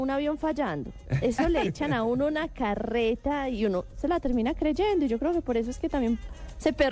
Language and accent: Spanish; Antioquia, Colombia; yo soy paisa, pero no ejerzo.